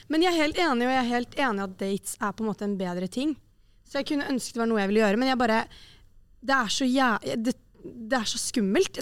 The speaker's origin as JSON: {"language": "Norwegian", "region": "Oslo", "country": "Norway", "moved": "yes", "said": "Det var hjemme i Oslo"}